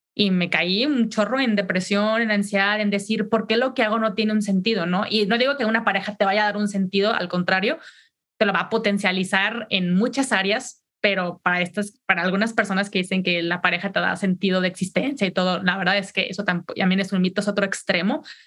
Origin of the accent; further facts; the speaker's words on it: Mexico; yo soy mexicana